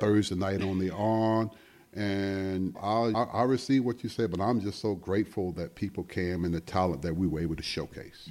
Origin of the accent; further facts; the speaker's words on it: Sumter, South Carolina, United States; moved away; back home when I grew up in Sumter, South Carolina